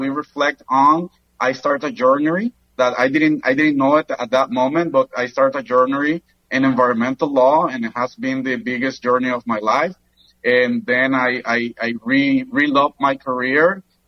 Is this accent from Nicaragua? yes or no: yes; Granada, Nicaragua; now in Managua, Nicaragua; I grew up in Granada, Nicaragua